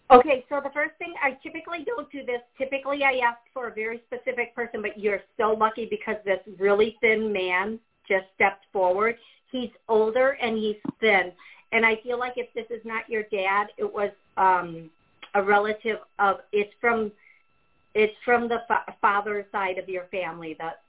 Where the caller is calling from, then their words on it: Massachusetts, United States; I'm calling from Massachusetts.